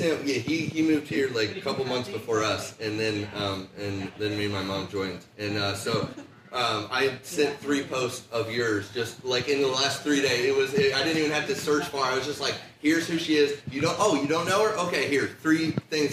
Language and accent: English; Licking County, Ohio, United States; also born or lived in Columbus, Ohio; I uh, just moved to Columbus in April from uh, Licking County, so I'm born and bred in Ohio, but uh, new to Columbus.